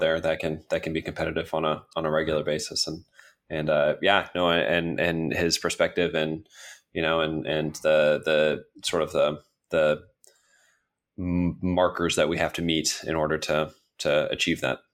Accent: United States; as an American

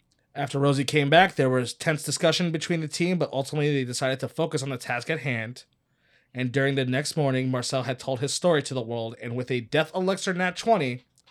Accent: Cleveland, Ohio, United States; I mean, growing up in Cleveland.

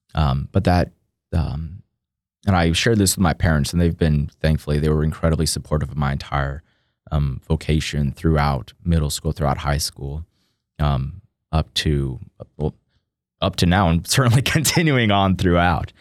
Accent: Austin, Texas, United States; now in College Station, United States; born and raised in Austin, Texas

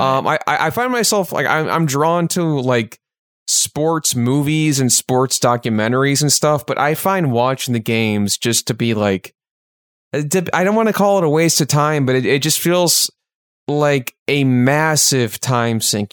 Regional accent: Chicago, Illinois, United States; we're from the Chicagoland area

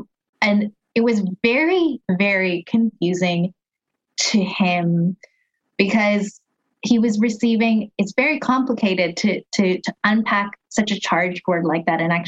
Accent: Philippines; We're Filipino.

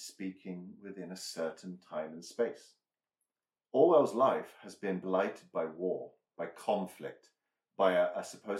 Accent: United Kingdom; We're both British.

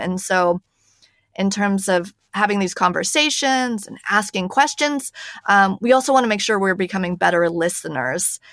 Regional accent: United States; moved away as an adult; now in Paris, France; I am an American, if you can hear by my voice, but I'm actually based in Paris, France

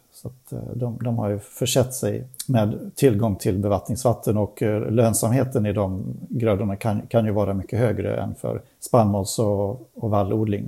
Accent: Sweden; vi svenskar

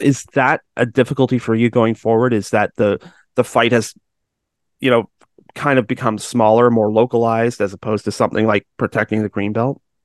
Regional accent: Georgetown, Ontario, Canada; I'm from Georgetown

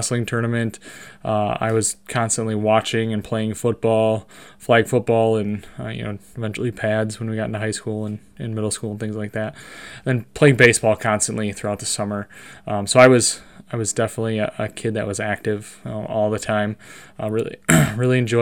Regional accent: Monroe, Wisconsin, United States; I was born and raised in Monroe, Wisconsin

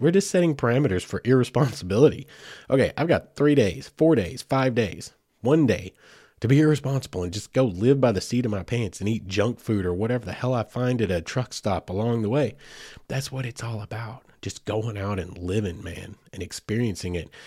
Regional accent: Oklahoma, United States; now in Fort Smith, United States; I grew up in Oklahoma

